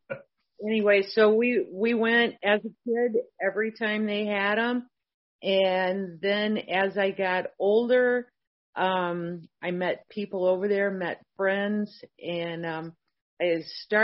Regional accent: St. Louis, Missouri, United States; I grew up in the St. Louis, Missouri area

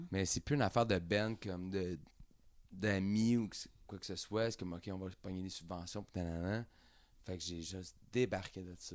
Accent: Quebec, Canada; on vient tous de Saint-Jean, on vient tous de Saint-Jean, mais on a starté là

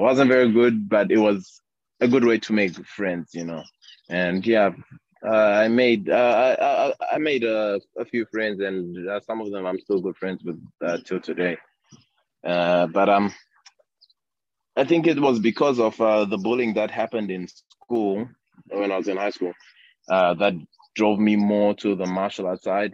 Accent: Harare, Zimbabwe; also born or lived in Bulawayo / Hwange; I grew up in Harare, uh, but um, I was born in uh, uh, the second big city, Bulawayo.

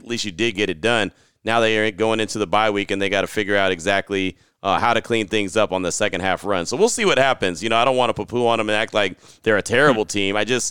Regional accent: Bay Area, California, United States; moved away; also born or lived in Central Texas; I'm from the Bay Area.

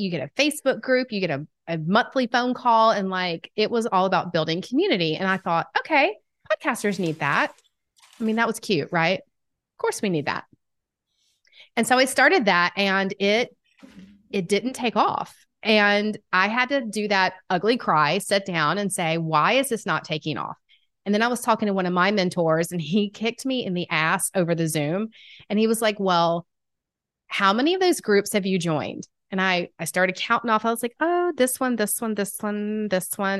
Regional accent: Atlanta, Georgia, United States; accent: Southern; I am from Atlanta, Georgia. If you can't tell by the Southern accent, I've been told it's quite strong

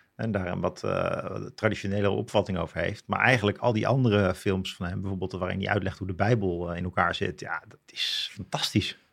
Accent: Leusden, Utrecht, Netherlands; ik ben opgegroeid in zo'n bloemkoolwijk in Leusden.

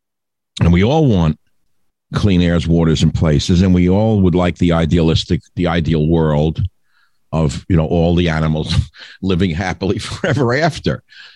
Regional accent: New York, United States; when I grew up in New York.

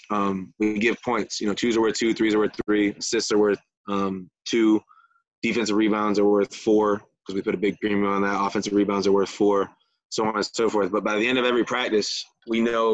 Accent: Michigan, United States; also born or lived in Florida

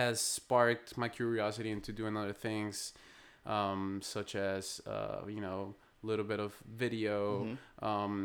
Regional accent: Bogotá, Colombia; moved away as an adult; now in United States; I'm born and raised in Bogota, Colombia. And I've been living in the States for about 13 years now

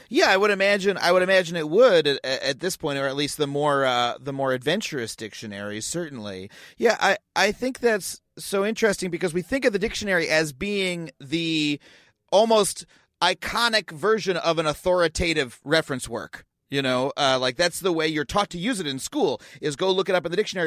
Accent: Long Island, New York, United States; I grew up on Long Island, um, which is, you know, has a, has a pretty thick accent associated with it

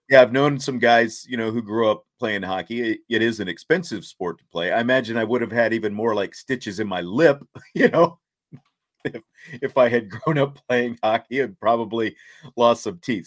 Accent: Kansas, United States; growing up in Kansas, there was no hockey

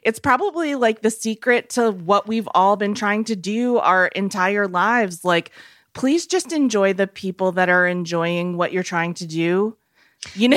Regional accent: New England, United States; I come from New England

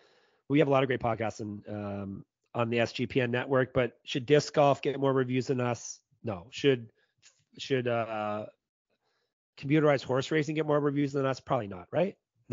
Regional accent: Canada; As you can tell, I'm a Canadian. Maybe you can't tell because I'm sick. Maybe I don't sound as Canadian because my voice isn't quite what it usually is.

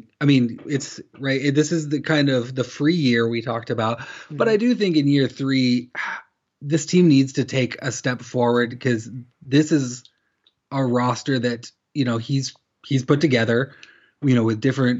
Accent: Corvallis, Oregon, United States; I'm from Corvallis

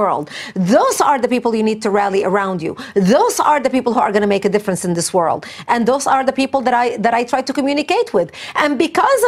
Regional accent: Lebanon; English is a second language; moved away as an adult; now in United States; I was born and raised in Lebanon

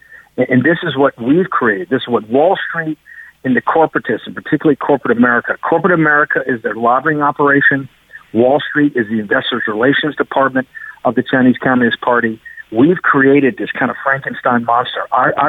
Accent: United Kingdom; As being British, you know that's really what started the 200 years of humiliation.

